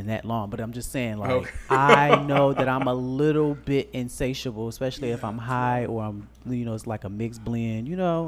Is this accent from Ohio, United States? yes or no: no; Chicago, Illinois, United States; I'm from Chicago. I be on the train all the time